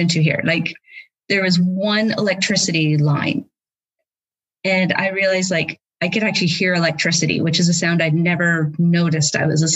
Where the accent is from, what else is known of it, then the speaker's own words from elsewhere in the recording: Prince George, British Columbia, Canada; moved away as an adult; also born or lived in Guelph, Ontario; now in Cardiff, United Kingdom; I did my undergraduate degree at the university in my hometown in Prince George